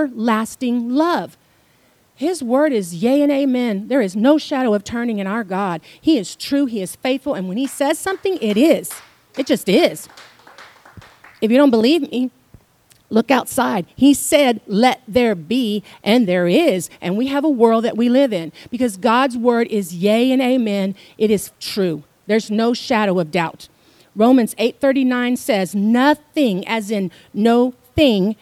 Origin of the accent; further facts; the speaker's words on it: Houston, Texas, United States; moved away; I'm from Houston